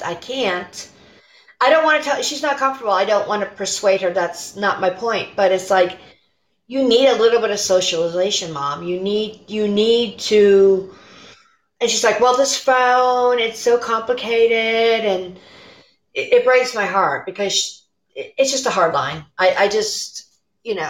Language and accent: English; Illinois, United States; now in Pittsburgh, United States; I'm Illinois native